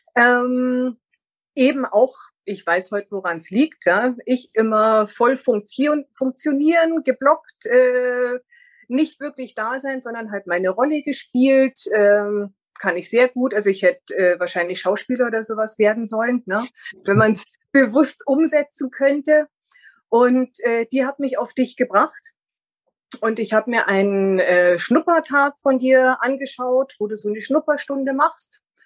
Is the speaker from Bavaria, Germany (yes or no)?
yes; near Munich, Bavaria, Germany; also born or lived in northern Germany; im zarten Alter von drei Jahren sind wir hier in die Nähe gezogen und äh, ich bin dann auch immer so in, in der näheren Umgebung geblieben